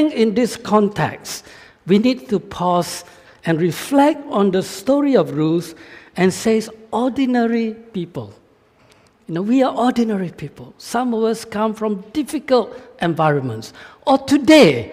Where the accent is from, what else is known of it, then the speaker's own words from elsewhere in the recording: Malaysia; moved away; I'm from Malaysia